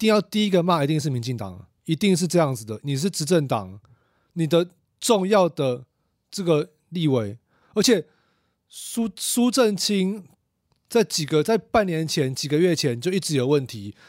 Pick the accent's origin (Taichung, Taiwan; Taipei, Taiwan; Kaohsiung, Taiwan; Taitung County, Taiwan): Kaohsiung, Taiwan; 啊，不然呢？啊，不然呢？哦啊，我们都是我们都是高雄人啊。